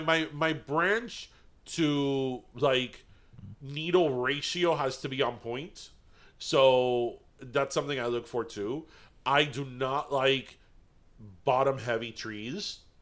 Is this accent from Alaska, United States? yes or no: no; Miami, Florida, United States